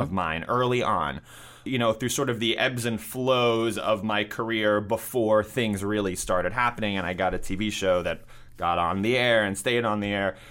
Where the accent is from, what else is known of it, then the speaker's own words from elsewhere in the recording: New York City, New York, United States; I grew up in New York City, and I went to high school in Manhattan